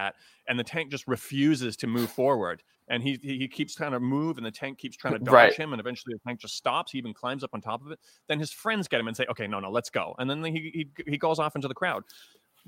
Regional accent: Toronto, Ontario, Canada; I'm from Toronto

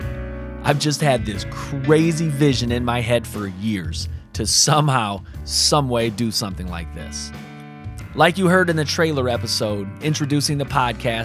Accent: South Bend, Indiana, United States; our times growing up in Sunnymead in South Bend, Indiana

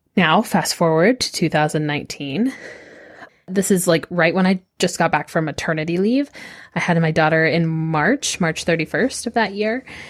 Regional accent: Austin, Texas, United States; also born or lived in northern New York; I grew up in Austin

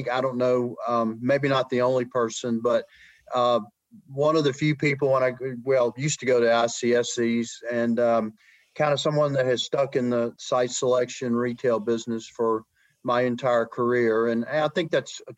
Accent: Mobile, Alabama, United States; moved away as an adult; also born or lived in Mississippi / the Carolinas; I grew up in South Alabama, Mobile, Alabama's home

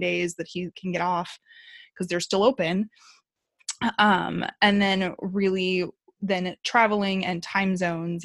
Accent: Midwest, United States; now in Southern California, United States; we live in Southern California, but we're from the Midwest and we normally travel home for the holidays

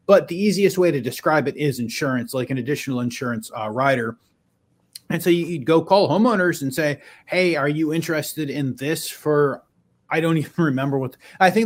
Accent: Western New York outside of Buffalo, United States; I grew up in Western New York outside of Buffalo.

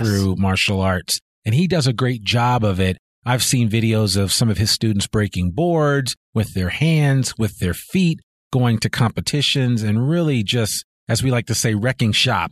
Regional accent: New York, United States; now in Northwest Arkansas, United States; I grew up right outside of New York City

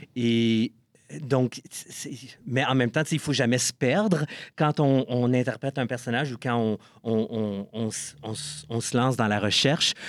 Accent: Ottawa, Ontario, Canada; also born or lived in Toronto; je suis né à Ottawa. Et une fois que j'ai terminé mon bac à l'Université d'Ottawa, je suis déménagé à Toronto

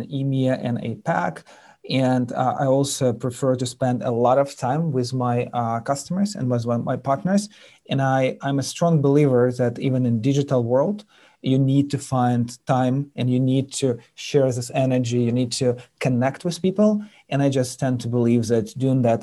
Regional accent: Ukraine; English is a second language; moved away as an adult; also born or lived in United Kingdom; now in United States; I'm born and raised in Eastern Europe and Ukraine

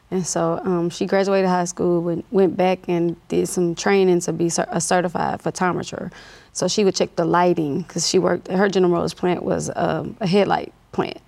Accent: Monroe, Louisiana, United States; now in Baton Rouge, United States; I grew up in North Louisiana, Monroe, Louisiana

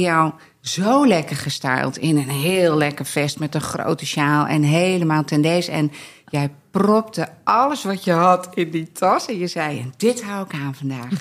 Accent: Scherpenzeel, Gelderland, Netherlands; wij komen uit het midden van het land, Arnoek uit Barneveld, ik uit Schaarpenzeel.

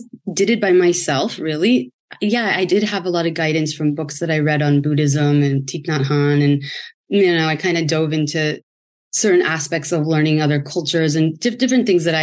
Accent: San Francisco, California, United States; moved away as an adult; now in Los Angeles, United States; I'm from San Francisco, moved

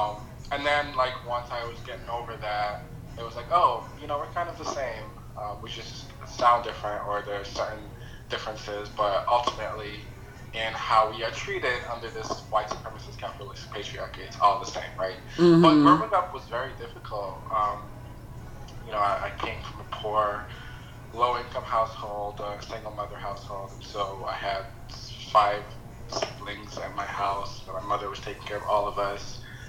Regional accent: Queens, New York, United States; so that's kind of a little bit about how I grew up in here in Queens.

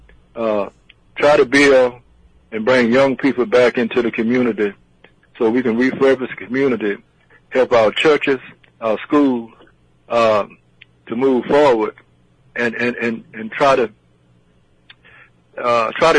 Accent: Mobile, Alabama, United States; the people here in my hometown

